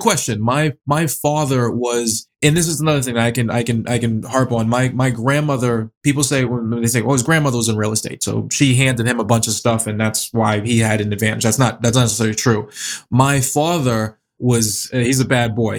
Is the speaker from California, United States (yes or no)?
no; Boston, Massachusetts, United States; also born or lived in New Jersey / Springfield, Massachusetts; born and raised in Boston, been here all my life.